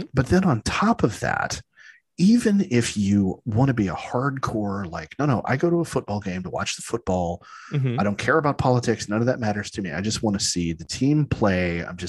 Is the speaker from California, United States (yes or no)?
yes; San Diego, California, United States; You know, I grew up in San Diego.